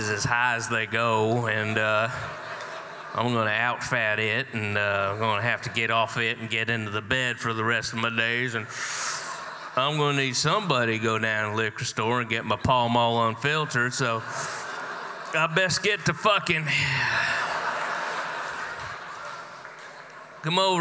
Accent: Georgia, United States; where we are from in the South, I grew up in Georgia, just down the road a piece.

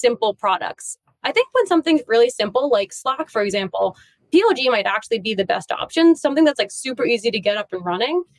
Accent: New York City, New York, United States; being a New Yorker

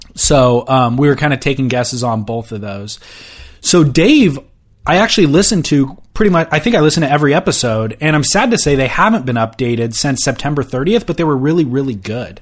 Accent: Orange County, California, United States; growing up in Orange

